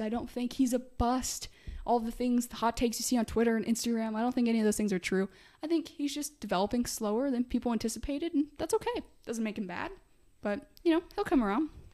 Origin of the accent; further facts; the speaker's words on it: Midwest, United States; I'm a Midwesterner